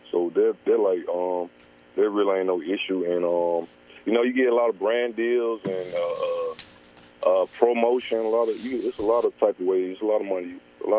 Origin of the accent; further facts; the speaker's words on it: Georgia, United States; I'm from Georgia.